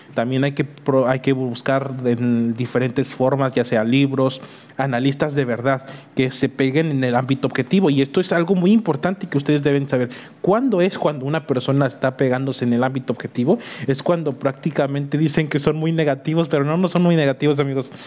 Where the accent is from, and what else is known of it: Mexico